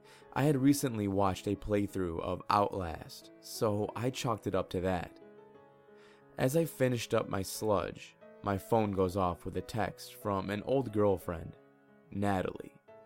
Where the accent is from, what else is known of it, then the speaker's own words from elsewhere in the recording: Calgary, Alberta, Canada; now in Victoria, Canada; Moving to Victoria from my hometown of Calgary was probably the best decision of my life